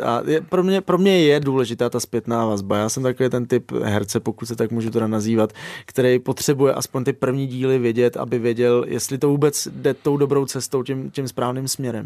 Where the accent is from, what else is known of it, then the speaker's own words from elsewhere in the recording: Moravia, Czechia; moved away as an adult; also born or lived in Ireland; já jsem kluk z Moravy